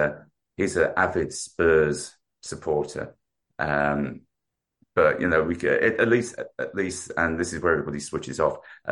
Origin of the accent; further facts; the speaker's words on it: London, United Kingdom; also born or lived in Shropshire / Wrexham, Wales / Birmingham; now in Ballina, Ireland; as you can tell by my accent, although I live in Ballinar, I'm not originally from Ballinar. Grew up in South London. And moved around a little bit, mostly because of my dad's work and things like that. So lived in a couple of places in South London